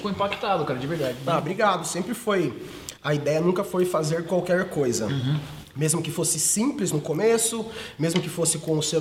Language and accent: Portuguese; Iporã, Paraná, Brazil; moved away as an adult; now in Sorocaba, Brazil; Eu sou do Paraná, eu sou de Iporã, no Paraná, uma cidadezinha Iporã. de 12 mil habitantes